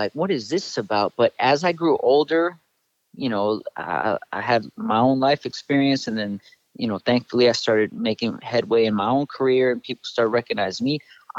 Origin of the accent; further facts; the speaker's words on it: Northridge, California, United States; I grew up in the Valley here in Northridge. Still live in the Valley.